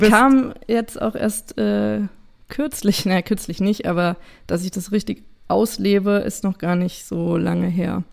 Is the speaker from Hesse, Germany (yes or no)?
yes; Idstein, Hesse, Germany; ich komme aus Itstein